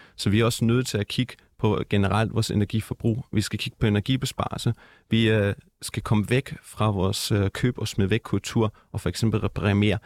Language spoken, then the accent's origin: Danish; Germany; now in Denmark; jeg er opvokset i Tyskland